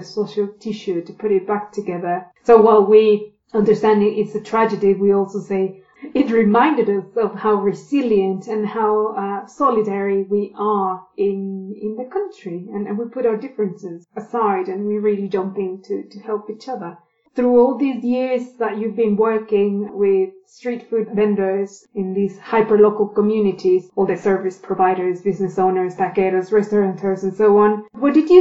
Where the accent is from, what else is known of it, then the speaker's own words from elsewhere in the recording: Puebla, Mexico; my home state and city of Puebla